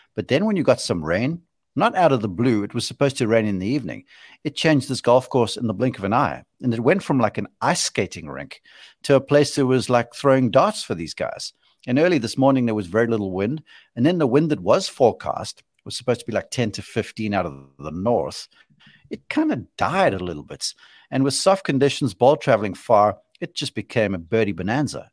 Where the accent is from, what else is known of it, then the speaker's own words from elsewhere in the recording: South Africa; I'm being a South African homer